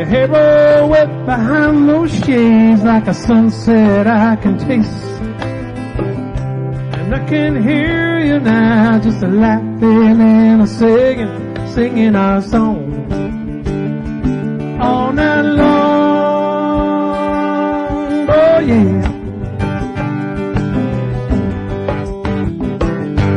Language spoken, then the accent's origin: English; New Jersey, United States; moved away as an adult; now in Florida, United States; I'm originally from Jersey